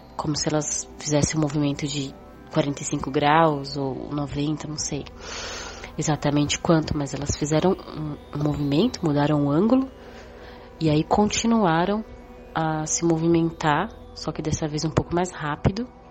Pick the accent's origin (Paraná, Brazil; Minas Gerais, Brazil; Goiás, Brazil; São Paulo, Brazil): São Paulo, Brazil; eu tenho 32 anos, sou de São Paulo